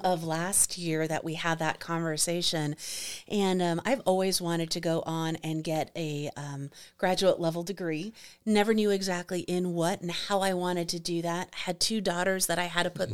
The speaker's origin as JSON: {"language": "English", "town": "New York City", "region": "New York", "country": "United States", "also_born_or_lived": "Arizona", "moved": "yes", "said": "I am from Manhattan"}